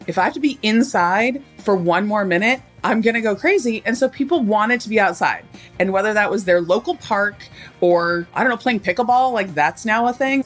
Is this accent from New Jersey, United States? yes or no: no; Southern California, United States; I grew up in Southern California